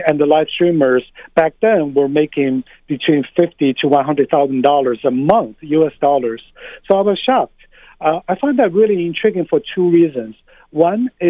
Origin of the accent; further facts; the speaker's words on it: China; moved away as an adult; also born or lived in United States; now in New York, United States; I grew up in China. I came to the U.S. for grad school. I've been living here for close to 20 years.